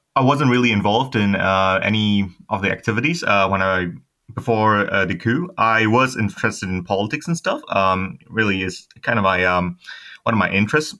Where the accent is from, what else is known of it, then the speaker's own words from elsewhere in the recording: Myanmar; moved away as an adult; now in Australia; I'm from Myanmar. I've been living in Australia quite a while. Studied abroad and been working here.